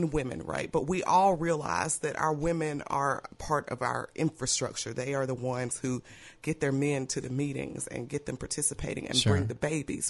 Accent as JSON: {"language": "English", "region": "Mississippi", "country": "United States", "moved": "yes", "lives_now": "Louisiana, United States", "said": "I'm from Mississippi"}